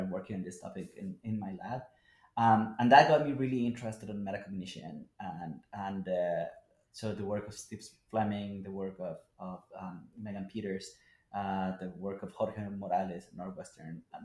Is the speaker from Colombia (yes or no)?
yes; Colombia; now in United States; Colombia, my home country